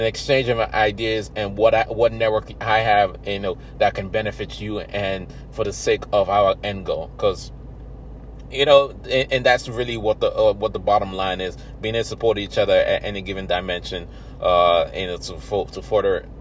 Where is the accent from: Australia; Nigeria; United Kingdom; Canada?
Nigeria; I'm African then Nigerian